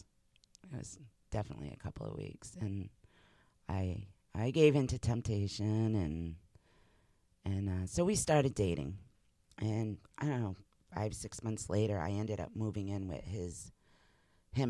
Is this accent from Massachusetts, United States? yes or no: yes; Massachusetts, United States; moved away as an adult; also born or lived in New Hampshire; I had grown up in Massachusetts